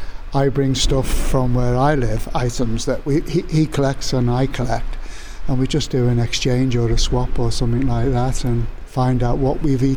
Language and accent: English; North West England, United Kingdom; Liverpool and the area as a teenager was fantastic. No matter where I went around the country, because I came from Merseyside, it was just brilliant.